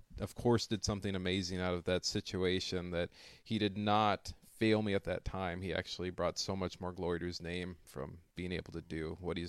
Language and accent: English; Fillmore, California, United States; open my very own restaurant in my hometown where I was born and raised.